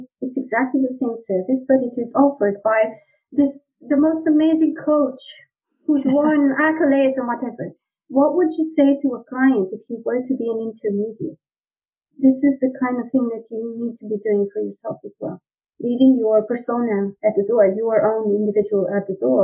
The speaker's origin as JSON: {"language": "English", "country": "Romania", "tie": "born or raised there", "moved": "yes", "said": "I was born in Romania"}